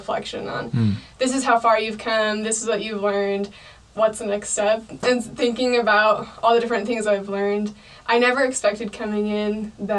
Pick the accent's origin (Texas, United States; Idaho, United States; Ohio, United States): Idaho, United States; Emmett; now in Boise, United States; growing up in Emmett, you come into Boise